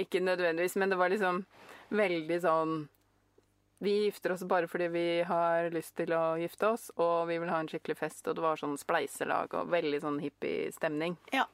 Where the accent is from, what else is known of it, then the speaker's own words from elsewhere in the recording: Norway; jeg er norsk